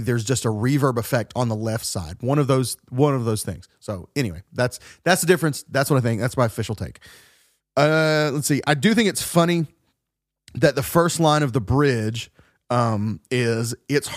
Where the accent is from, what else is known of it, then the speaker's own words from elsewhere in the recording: the South, United States; The kind of churches that you and I grew up in the South